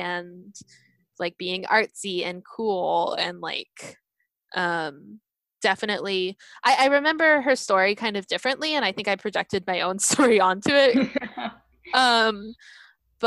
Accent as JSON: {"language": "English", "country": "United States", "said": "I'm Japanese American"}